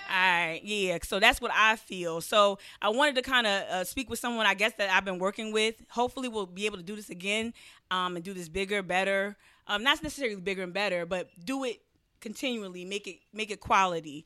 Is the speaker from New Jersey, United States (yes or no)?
yes; New Jersey, United States; I'm from New Jersey.